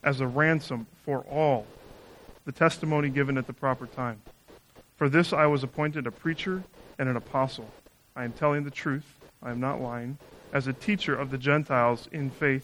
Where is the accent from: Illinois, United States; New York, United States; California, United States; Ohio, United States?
Ohio, United States; Northeast; moved away as an adult; also born or lived in Chicago; now in Chicago area, United States; I grew up in Northeast Ohio